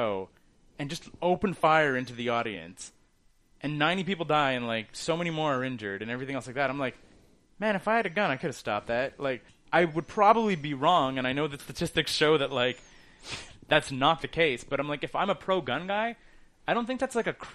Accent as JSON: {"language": "English", "country": "Canada", "said": "as a Canadian"}